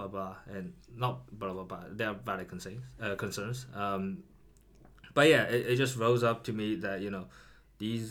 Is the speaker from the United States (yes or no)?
no; China; moved away; also born or lived in Edinburgh, United Kingdom; growing up in China